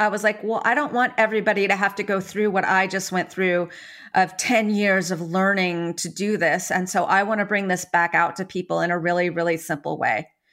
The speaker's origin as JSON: {"language": "English", "town": "San Francisco", "region": "California", "country": "United States", "tie": "born or raised there", "said": "I was born in San Francisco nine months after the summer of love"}